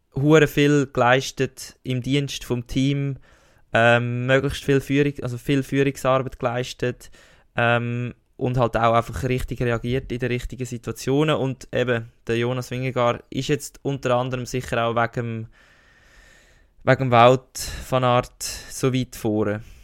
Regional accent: Switzerland; als richtiger Schweizer Federer-Fan

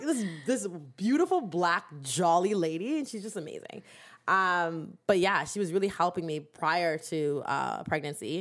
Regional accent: Durham Region, Ontario, Canada; we're from Durham

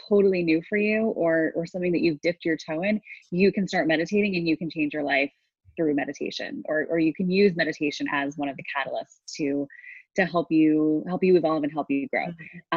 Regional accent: United States; I grew up in New York and New Jersey

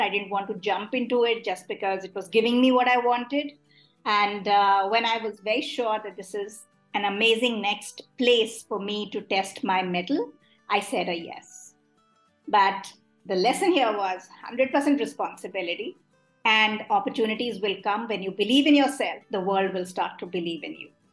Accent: Delhi, India; I am someone who was born and brought up in Delhi

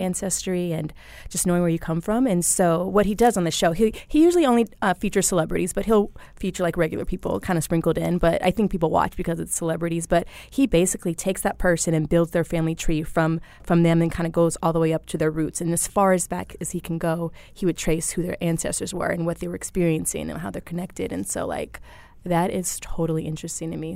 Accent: Phoenix, Arizona, United States; also born or lived in Pine Bluff, Arkansas; I wasn't born in Phoenix, but I've lived here since I was, like, in fourth grade. So, I grew up in Phoenix

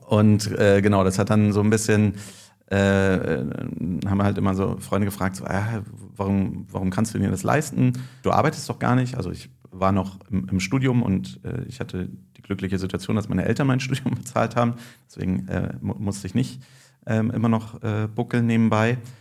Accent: Berlin, Germany; also born or lived in Würzburg; Ich bin aus Berlin, habe aber in Würzburg äh, Nanotechnik studiert

